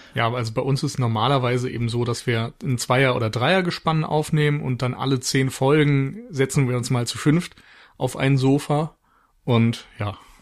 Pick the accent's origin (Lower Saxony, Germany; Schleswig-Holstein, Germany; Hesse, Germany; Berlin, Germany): Schleswig-Holstein, Germany; Flensburg; moved away; also born or lived in Mainz; aufgrund meiner Geburtsstadt für einen Flensburger Frühlingsbock entschieden